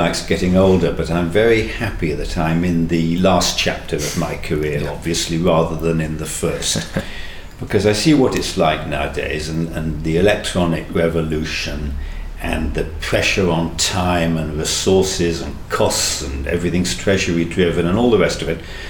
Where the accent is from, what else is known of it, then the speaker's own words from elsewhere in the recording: Manchester, North West England, United Kingdom; I'm from Manchester